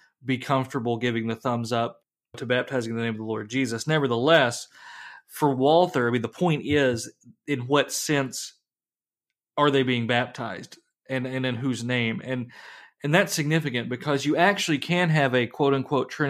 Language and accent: English; the South, United States; as a Southerner